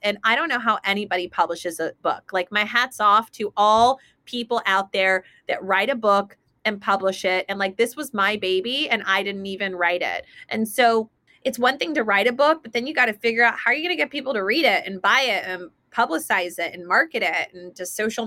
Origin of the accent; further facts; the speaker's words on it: Texas, United States; moved away; a friend of mine that I grew up with in Texas